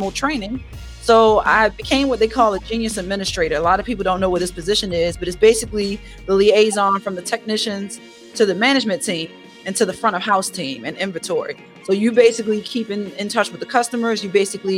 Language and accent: English; Baltimore, Maryland, United States; accent: thick Baltimore; I'm born and raised in Baltimore, if you can't tell by this thick accent